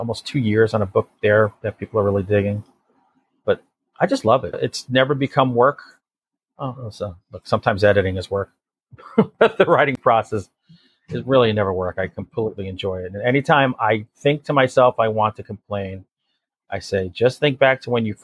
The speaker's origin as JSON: {"language": "English", "area": "near Connecticut", "region": "New York", "country": "United States", "tie": "born or raised there", "said": "this area of the country where I grew up in New York near Connecticut"}